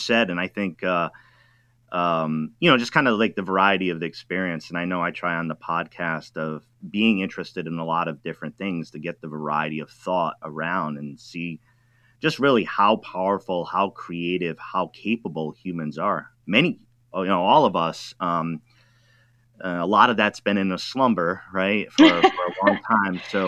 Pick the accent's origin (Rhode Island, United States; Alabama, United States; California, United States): Rhode Island, United States; I'm from Rhode Island